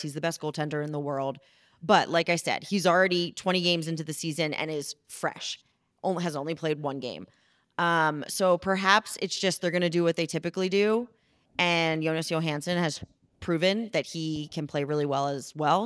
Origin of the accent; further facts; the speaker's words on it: Philadelphia, Pennsylvania, United States; moved away; I am from Philly